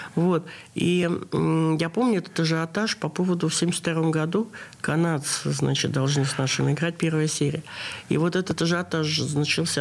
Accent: Saint Petersburg, Russia; Я родилась в Ленинграде

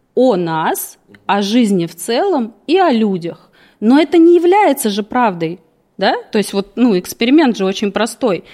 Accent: Moscow, Russia; я родилась в Москве, всегда жила в Москве

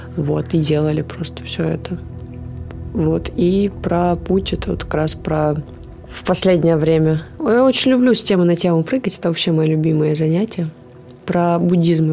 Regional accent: Kansk, Krasnoyarsk Krai, Russia; я же родилась в Канске

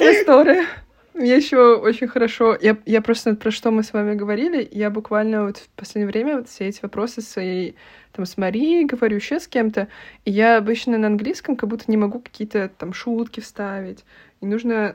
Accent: Russia; moved away; also born or lived in Portugal; я из России

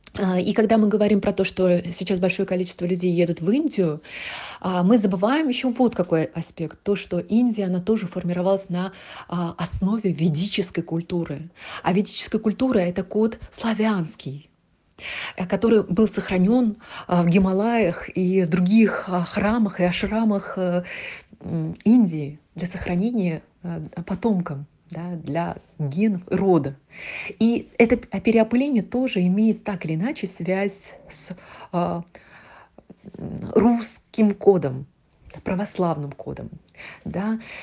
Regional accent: Tatarstan, Russia; also born or lived in Yekaterinburg; я родилась в Татарстане. Здесь, а, две культуры

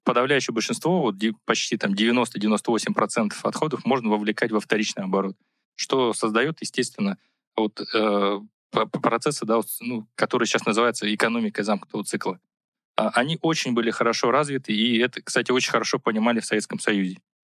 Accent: Buryatia, Russia; moved away; я сам из Бурятии, и, и вот, э, Байкал, да, вот, э, родина

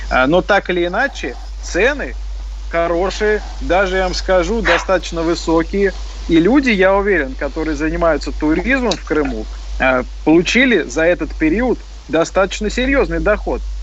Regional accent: Moscow, Russia; Всем нравится Москва, я сам коренной москвич, как и коллега Александр

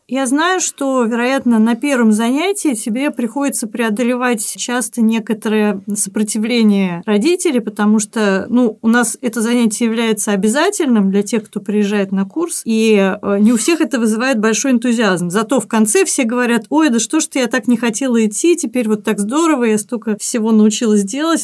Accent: Saint Petersburg, Russia; мы вместе занимались в детстве в Театре юношеского творчества на Невском проспекте во Дворце пионеров

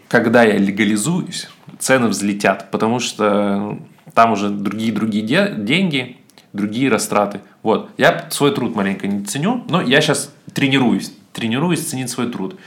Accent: Siberia, Russia; я сибирский еврей

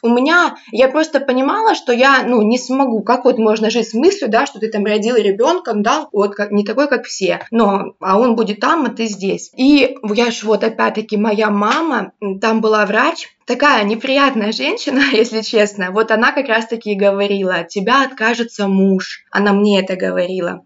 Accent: Rostov Oblast, Russia; moved away as an adult; also born or lived in Crimea; я вообще из Ростовской области, ну, последние там 6 лет, 7 я в Ростов, в городе Ростов-на-Дону жила, училась, потом работала

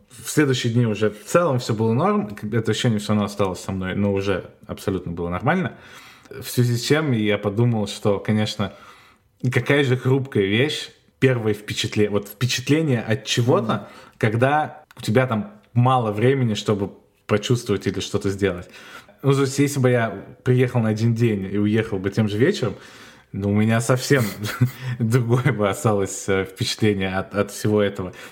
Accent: Maastricht, Limburg, Netherlands; я из Мастрихта это вообще город, который находится в самом южном регионе Голландии, и справа от него Германия, там в 20 минутах, а слева в 20 минутах Бельгия.

